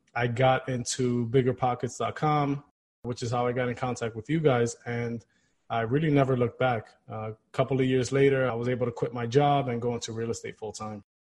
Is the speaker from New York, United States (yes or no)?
yes; New York City, New York, United States; I was born and raised here in Queens, New York